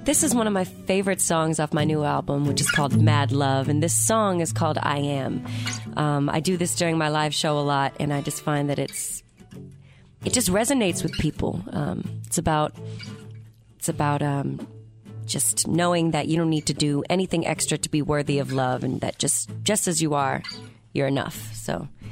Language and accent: English; Massachusetts, United States; now in Los Angeles, United States; to Massachusetts, which is where I'm from. I live in LA, but my heart is still in New England